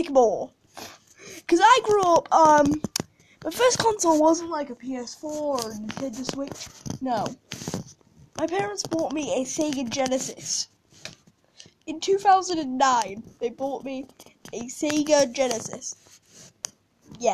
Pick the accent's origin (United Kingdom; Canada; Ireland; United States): United Kingdom; I'm British